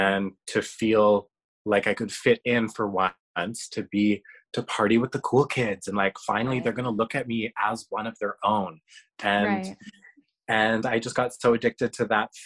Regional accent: Canada; I am Canadian. I have a Canadian passport

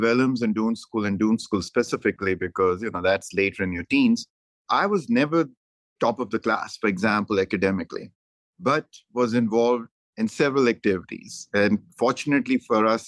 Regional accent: Dehradun, Uttarakhand, India; moved away as an adult; also born or lived in Delhi / Punjab; now in United States; I'm from Dehradun in India. Went to a boarding school at the age of 5. Left a boarding school at the age of 18

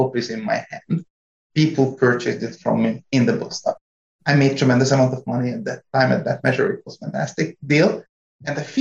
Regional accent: Hungary; English is a second language; moved away as an adult; also born or lived in France; now in North Carolina, United States; I was born and raised in Hungary

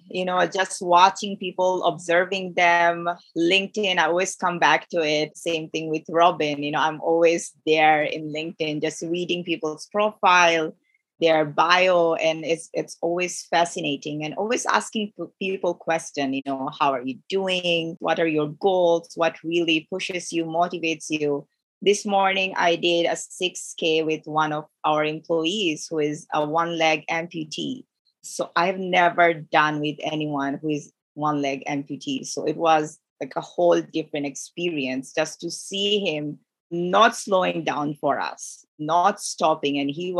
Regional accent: Bangladesh; also born or lived in Middle East; now in Canada; I'm from Bangladesh, grew up in Middle East, so I can relate to Middle Eastern people, people from Kuwait and Saudi Arabia, how they interact, their culture. My background is South Asia

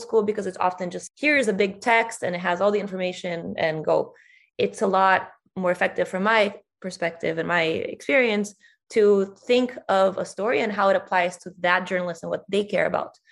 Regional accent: Brazil; if you're Brazilian, me, you don't think of yourself as Latin American

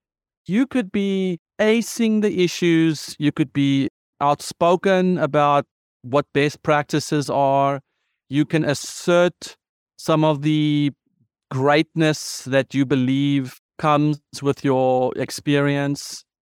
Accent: South Africa; I am a South African. I am a white South African. I'm a male South African. I was privileged in my education, South African.

